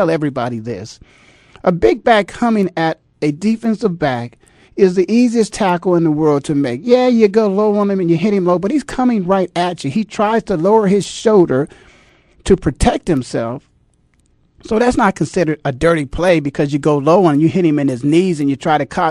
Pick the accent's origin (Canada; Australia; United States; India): United States; Canton, Ohio; moved away; my hometown, the Hall of Fame city of Canton, Ohio